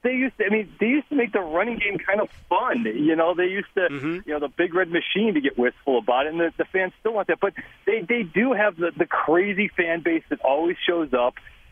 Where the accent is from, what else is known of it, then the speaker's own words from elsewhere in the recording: Minneapolis, Minnesota, United States; I grew up in Minneapolis. My friends are texting me